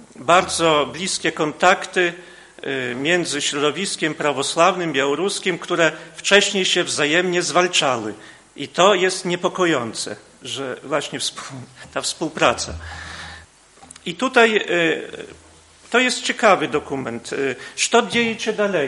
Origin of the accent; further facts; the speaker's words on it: Podlaskie Voivodeship, Poland; u nas na Podlasiu